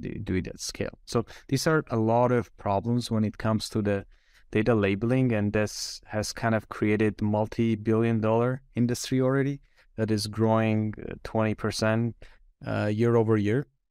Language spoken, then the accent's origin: English; Armenia; moved away as an adult; also born or lived in Switzerland; I was born and raised in Armenia